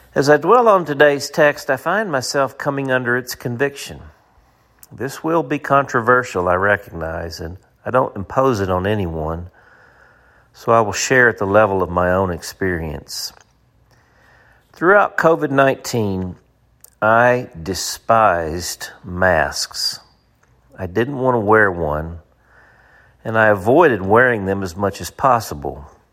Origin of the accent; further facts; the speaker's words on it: United States; As an American